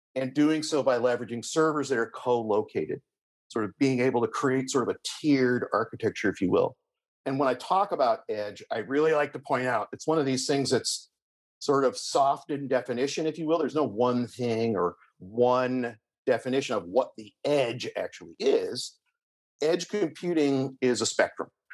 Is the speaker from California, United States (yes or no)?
yes; Berkeley, California, United States; I grew up in the San Francisco Bay Area, specifically in Berkeley.